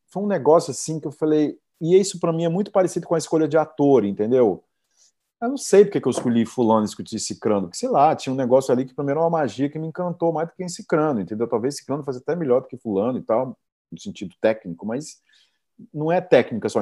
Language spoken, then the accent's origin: Portuguese; Jacarecanga, Ceará, Brazil; moved away; É o lugar que eu cresci, que eu nasci